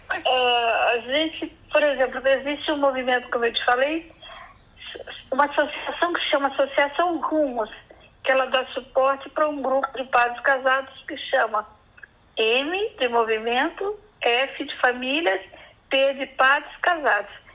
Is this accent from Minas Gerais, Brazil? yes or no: yes; Recreio, Minas Gerais, Brazil; sou mineira de uma cidade chamada Recreio